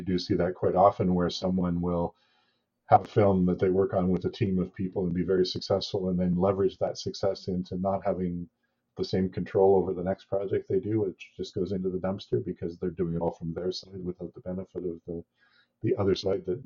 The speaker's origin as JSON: {"language": "English", "region": "British Columbia", "country": "Canada", "tie": "born or raised there", "also_born_or_lived": "Ontario", "said": "born and raised in Canada, mostly in BC, but I lived in Ontario for a long time."}